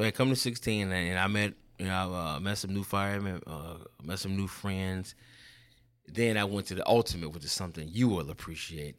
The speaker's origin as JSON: {"language": "English", "town": "Chicago", "region": "Illinois", "country": "United States", "tie": "born or raised there", "said": "born and raised on the West Side of Chicago"}